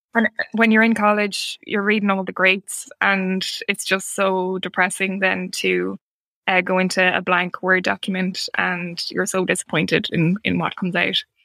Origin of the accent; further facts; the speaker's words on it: Ireland; as an Irish writer